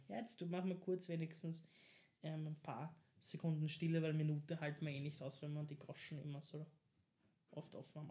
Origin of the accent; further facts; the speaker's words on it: Vienna, Austria; als Wiener